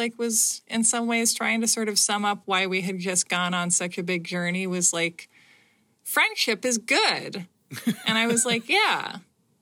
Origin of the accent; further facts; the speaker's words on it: United States; I'm an American